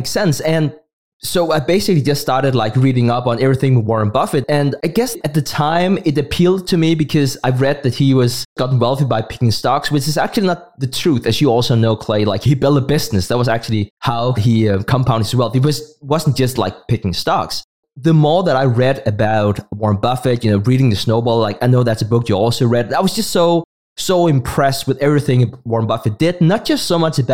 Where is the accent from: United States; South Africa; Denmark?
Denmark; first language Danish; English is a second language; my native tongue, that's Danish